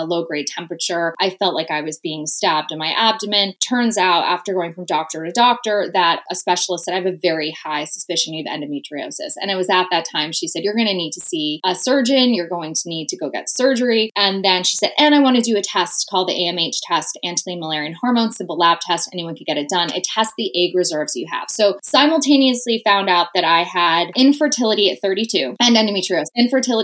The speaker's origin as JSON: {"language": "English", "region": "New Jersey", "country": "United States", "tie": "born or raised there", "said": "my home state of New Jersey"}